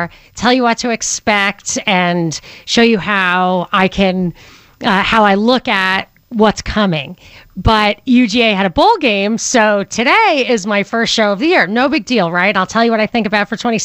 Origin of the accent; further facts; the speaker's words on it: outside of New York, United States; moved away; growing up outside of New York